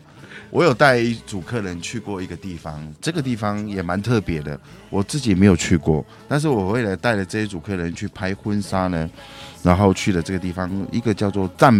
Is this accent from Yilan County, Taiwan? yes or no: no; Hualien County, Taiwan; 那我说我一下我的家乡好了。东半部的话，其实我是非常推荐花莲的六十石山。